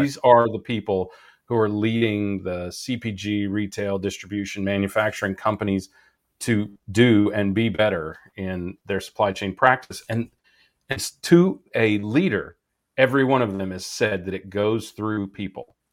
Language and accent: English; Midwest, United States; moved away; I come from the Midwest